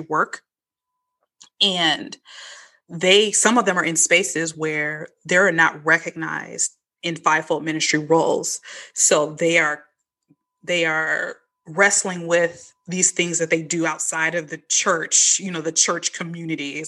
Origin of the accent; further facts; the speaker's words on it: Chicago, Illinois, United States; moved away; also born or lived in the South; when I grew up in Chicago